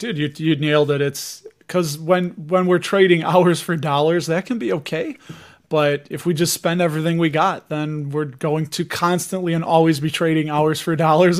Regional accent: Chicago, Illinois, United States; somebody from Chicago

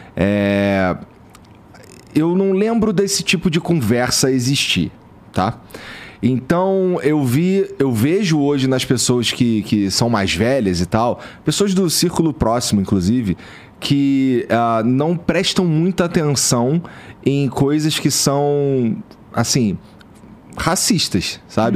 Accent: Rio de Janeiro, Brazil; moved away; eu vim lá da Zona Norte do Rio de Janeiro, a região pobre e tal, é perto ali da favela da Mangueira, do Jacarezinho

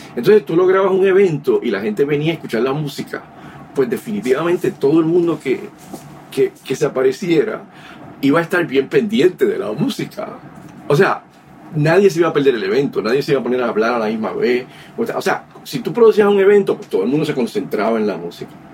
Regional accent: San Juan, Puerto Rico; moved away as an adult; also born or lived in Bayamón, Puerto Rico / New York City, United States; nací en Vallagüe, Puerto Rico. Me crié en Río Piedra, Puerto Rico

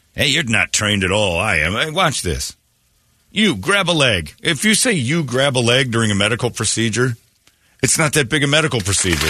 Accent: Indiana, United States; my home state in Indiana

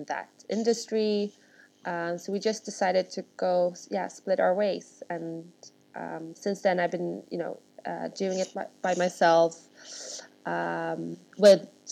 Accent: Stockholm, Stockholm County, Sweden; moved away as an adult; now in London, United Kingdom; So I'm born and raised in Sweden, with Russian parents, and I grew up in Stockholm.

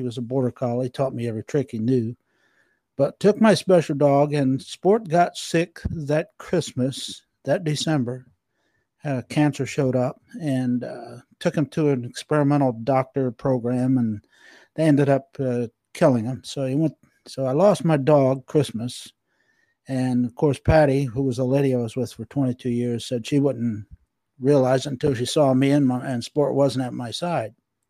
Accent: Norfolk, Virginia, United States; But I was born in Norfolk and did some of my early years in Norfolk and some of my early teen years in Virginia Beach. And I have extended family here.

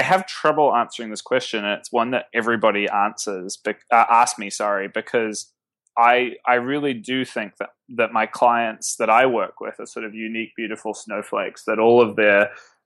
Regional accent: Auckland, New Zealand; born or raised there; moved away as an adult; now in New York, United States

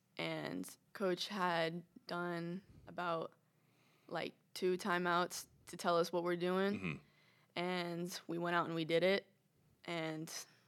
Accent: Orlando, Florida, United States; Like Orlando.

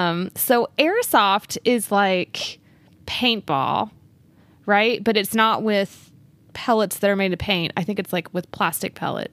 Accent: Texas, United States; I'm from Texas.

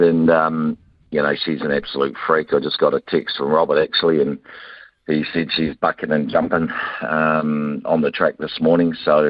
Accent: New Zealand; we're from New Zealand

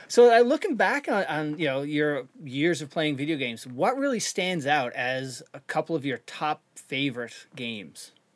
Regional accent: Canada; moved away; I'm from Canada originally

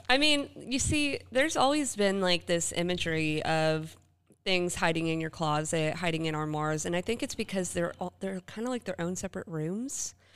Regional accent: Tampa, Florida, United States; moved away; I'm also from Tampa

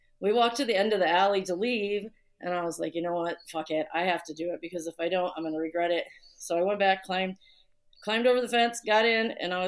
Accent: Chicago, Illinois, United States; from Chicago, obviously.

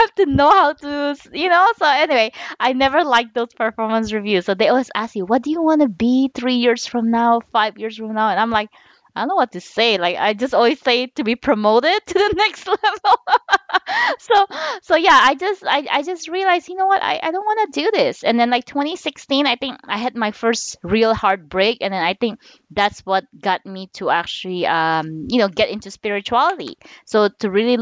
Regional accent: Philippines; moved away as an adult; also born or lived in Jolo, Sulu; Then I was a second generation born and raised in the Philippines. Okay. So I moved here when I was 20 years old.

